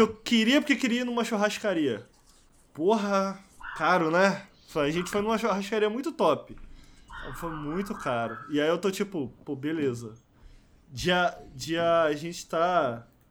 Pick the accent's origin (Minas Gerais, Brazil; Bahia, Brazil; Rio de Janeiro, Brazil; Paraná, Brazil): Rio de Janeiro, Brazil; moved away; tenho saudade da minha terrinha